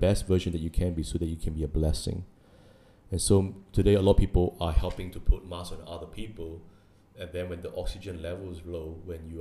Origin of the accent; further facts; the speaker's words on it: New Zealand; now in Singapore; I grew up in New Zealand